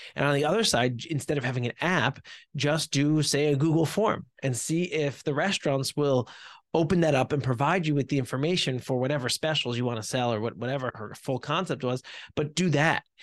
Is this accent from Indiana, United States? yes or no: no; New Jersey, United States; I have been born and raised in New Jersey